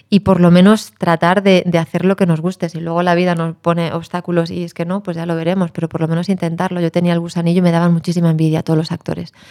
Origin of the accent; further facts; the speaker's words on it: A Coruña, Galicia, Spain; Acabo de pasar un tiempito estupendo en mi tierra madre, en La Coruña